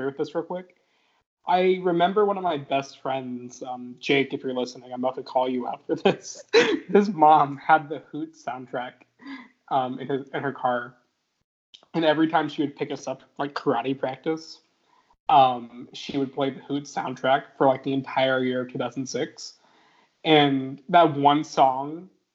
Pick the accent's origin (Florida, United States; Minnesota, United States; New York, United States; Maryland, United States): Florida, United States; I'm from Florida